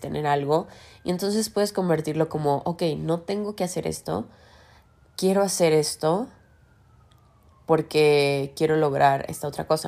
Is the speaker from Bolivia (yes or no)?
no; Mexico; porque somos mexicanos